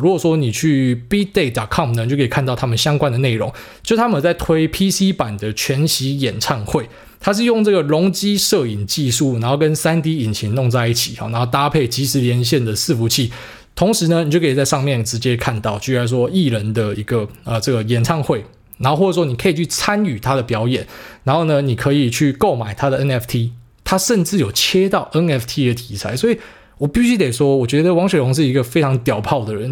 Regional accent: Taiwan; 我们台湾人

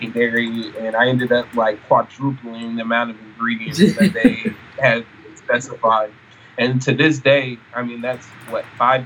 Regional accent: Sacramento, California, United States; I'm originally from Sacramento, California

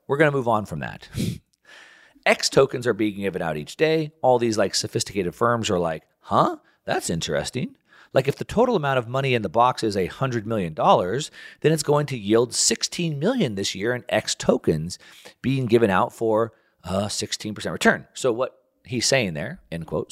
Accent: United States; as an American

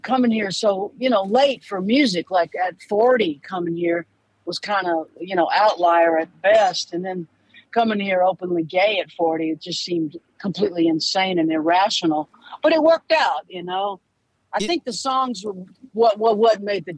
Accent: Louisiana, United States; moved away; also born or lived in Boston; I'm from Louisiana

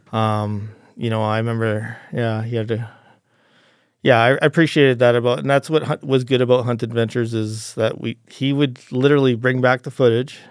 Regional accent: Calgary, Alberta, Canada; I was actually, uh, uh, born and raised in Calgary as a, a kind of a city kid

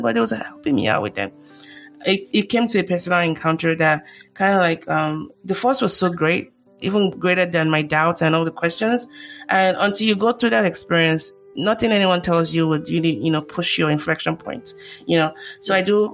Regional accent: Nigeria; now in United States; I grew up in Nigeria as well

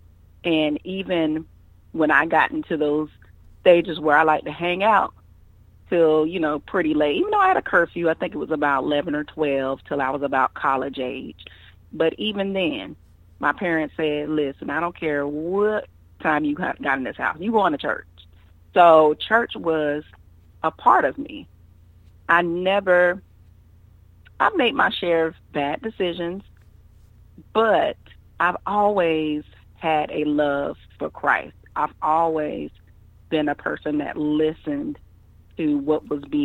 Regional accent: Columbia, South Carolina, United States; also born or lived in Savannah, Georgia; I was born in Savannah, Georgia, but shortly after that, we all moved to Columbia, South Carolina, and that is where I was raised, and that is where I currently reside

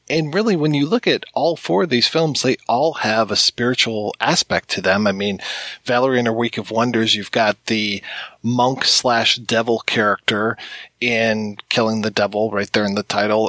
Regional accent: United States; being an American

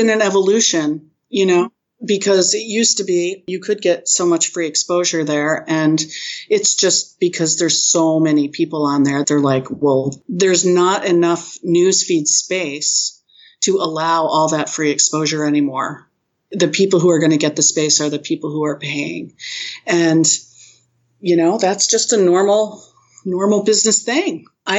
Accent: New England, United States; I'm from New England and the Bruins just lost it.

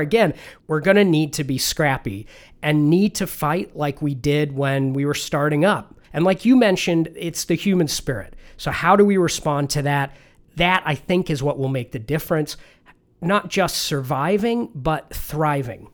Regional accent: England, United Kingdom; I was born and raised in England

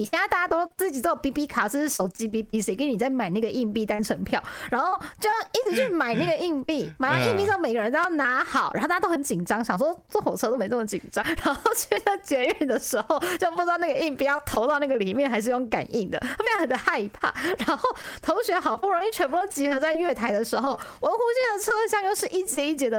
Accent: Kaohsiung, Taiwan; also born or lived in Taipei; 我是高雄长大嘛，虽然是台北出生的孩子，但我在高雄念国小，就是高雄长大，一路长大。

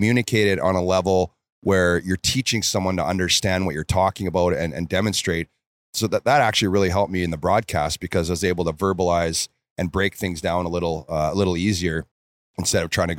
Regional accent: Red Deer, Alberta, Canada; Yeah, it was Red Deer. And just growing up

